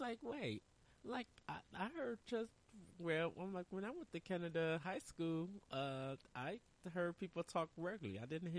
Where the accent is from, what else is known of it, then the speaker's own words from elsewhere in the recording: United States; probably because I'm American and black